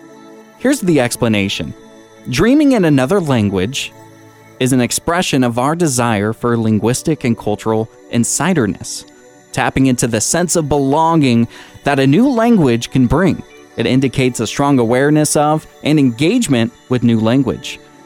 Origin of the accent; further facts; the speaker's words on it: Seattle, Washington, United States; moved away; last time I was home in the Seattle area